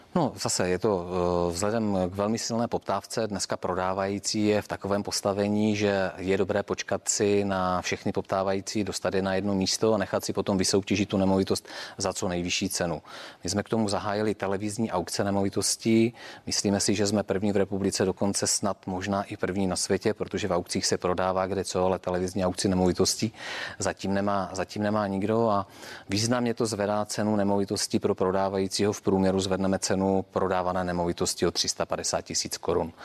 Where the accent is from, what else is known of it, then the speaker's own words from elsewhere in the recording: Czechia; pro nás, jakoby pro Čechy